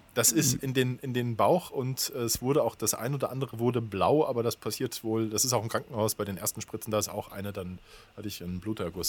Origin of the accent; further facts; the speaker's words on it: Germany; als Deutscher